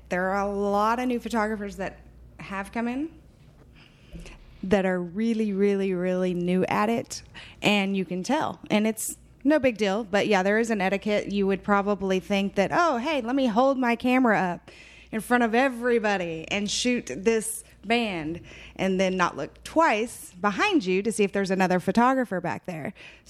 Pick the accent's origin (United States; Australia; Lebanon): United States; Burleson, Texas; also born or lived in Fort Worth; I'm originally from Burleson, but I was always in Fort Worth.